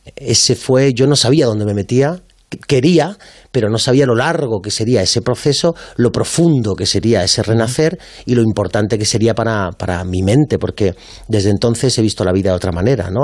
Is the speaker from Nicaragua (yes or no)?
no; Málaga, Andalusia, Spain; moved away as an adult; also born or lived in Madrid